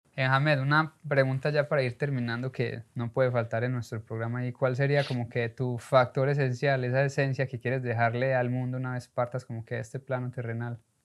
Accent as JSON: {"language": "Spanish", "country": "Colombia", "moved": "yes", "lives_now": "United States", "said": "Uno como latino, sobre todo como colombiano, llegué a los Estados Unidos"}